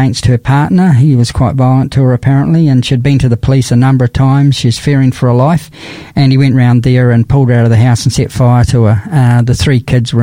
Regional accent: New Zealand; now in Adelaide, Australia; I'm a Kiwi from New Zealand, suffered through the cold there

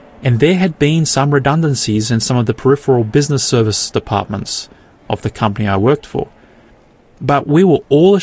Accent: Australia; I'm born here in Australia

